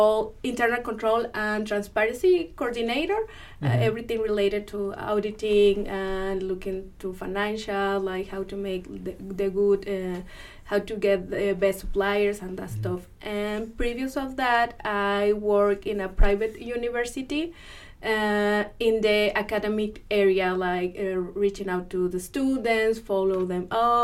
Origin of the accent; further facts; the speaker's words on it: Mexico; moved away as an adult; also born or lived in Monterrey, Mexico; now in Washington, Missouri, United States; I was born and raised in Mexico